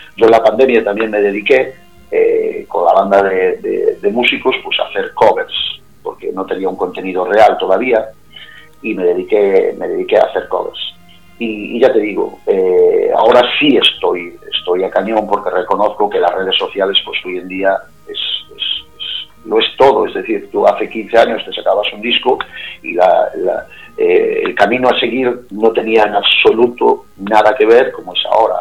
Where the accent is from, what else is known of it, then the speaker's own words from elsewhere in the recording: Cariño, Galicia, Spain; accent: Galician; ya por mi acento os podéis imaginar que soy gallego